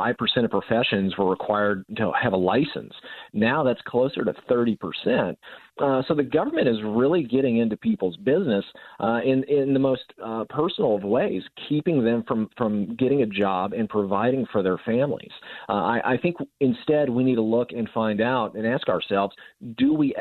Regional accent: Utah, United States; Utah, I mean, I can't speak highly enough about my home state

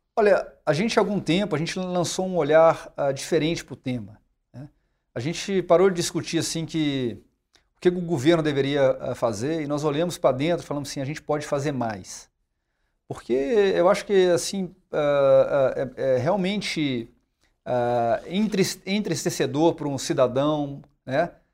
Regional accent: Brazil

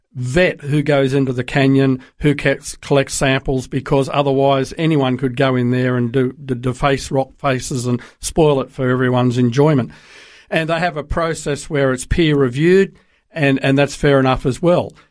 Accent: Sydney, New South Wales, Australia; moved away as an adult; also born or lived in Darwin / Brisbane; now in United States; I grew up in Sydney

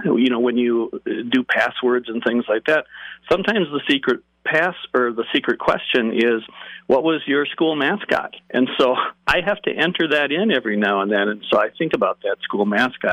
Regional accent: Chicago, Illinois, United States; I grew up in the Chicago area in the suburbs

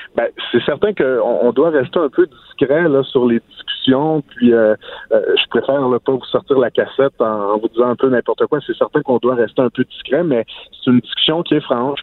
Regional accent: Outaouais, Quebec, Canada; chez nous, en Ottawa

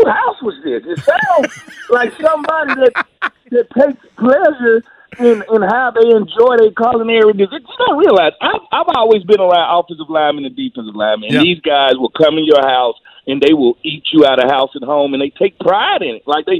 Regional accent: the South, United States; I'm from the South. You got to enjoy the pork.

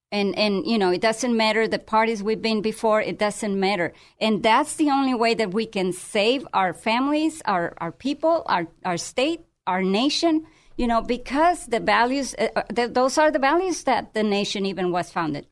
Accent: Tijuana, Baja California, Mexico; now in United States; I'm from Tijuana

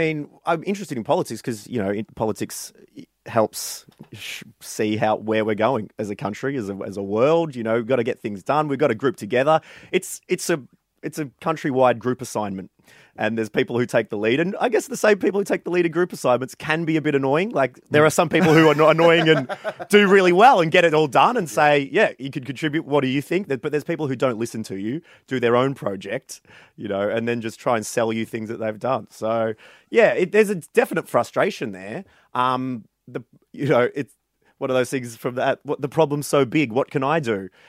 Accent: Warrnambool, Victoria, Australia; I ran around my hometown of Warrnambool and got 100 signatures, some of which were people I knew, some of which I didn't know, and handed it into the Australian Electoral Commission

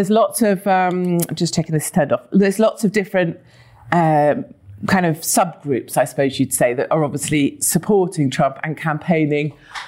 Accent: North Devon, South West England, United Kingdom; I was born in North Devon

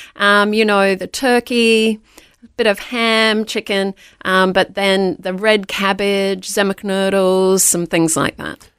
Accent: Queensland, Australia; born or raised there; also born or lived in Darlinghurst, Sydney, New South Wales

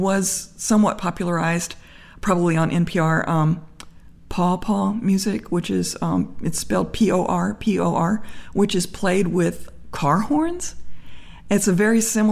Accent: Memphis, Tennessee, United States; now in Berkeley, United States; I grew up in Memphis

